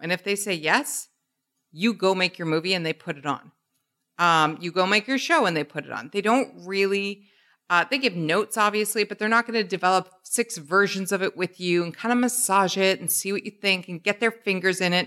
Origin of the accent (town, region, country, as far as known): Canada; born or raised there